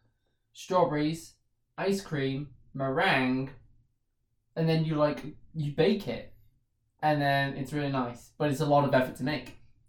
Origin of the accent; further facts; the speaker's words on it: Southport, North West England, United Kingdom; Like my hometown Southport.